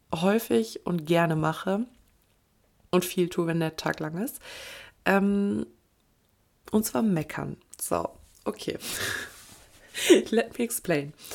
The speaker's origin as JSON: {"language": "German", "town": "Kleve", "region": "North Rhine-Westphalia", "country": "Germany", "tie": "born or raised there", "said": "Kleve ist nicht unbedingt der, ähm, der die pulsierende Metropole. Ähm, was kann ich jetzt sagen, ohne meine Heimat schlecht zu reden"}